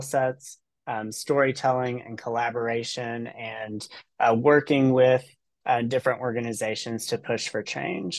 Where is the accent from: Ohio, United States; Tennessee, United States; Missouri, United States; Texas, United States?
Tennessee, United States; Chattanooga; moved away; So I originally am from the Chattanooga, Tennessee area. I grew up on Lookout Mountain.